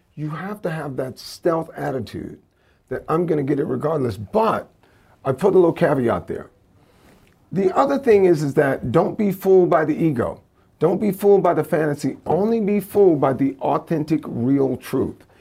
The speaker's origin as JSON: {"language": "English", "region": "Louisiana", "country": "United States", "tie": "born or raised there", "said": "growing up in Louisiana"}